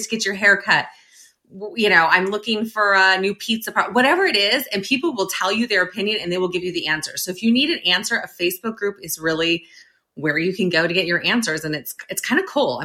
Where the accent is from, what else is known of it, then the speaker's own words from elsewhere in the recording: near the Sacramento area, California, United States; moved away as an adult; now in Northern Virginia, United States; So we moved to Northern Virginia from Northern California, grew up in near the Sacramento area